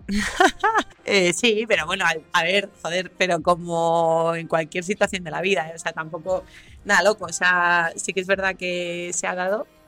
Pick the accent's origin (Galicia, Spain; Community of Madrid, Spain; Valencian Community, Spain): Community of Madrid, Spain; Las Rozas; De las Rozas